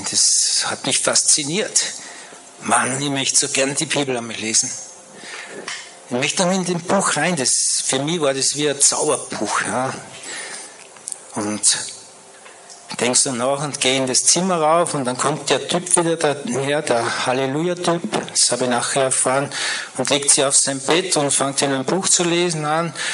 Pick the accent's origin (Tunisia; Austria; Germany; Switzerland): Austria; Salzburg; born there; ich bin in Salzburg geboren, ich gehe einfach nach Salzburg.